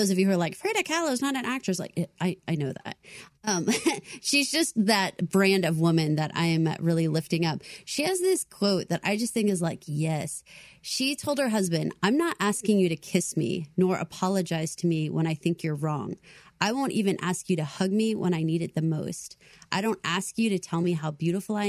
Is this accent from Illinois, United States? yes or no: no; Texas, United States; I'm from Texas